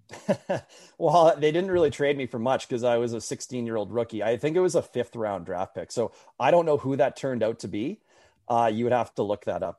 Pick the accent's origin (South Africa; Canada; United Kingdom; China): Canada; Winnipeg, Manitoba; growing up in Winnipeg